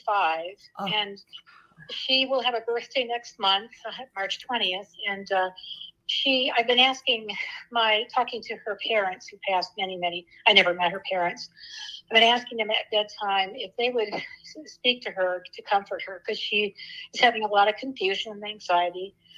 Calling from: Cleveland, Ohio, United States; I'm calling from Cleveland, Ohio.

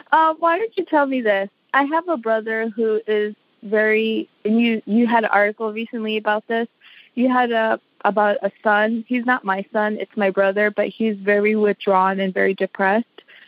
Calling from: Gaithersburg, Maryland, United States; I'm calling from Maryland, Gaithersburg.

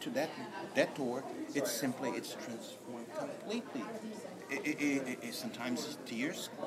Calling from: San Jose, California, United States

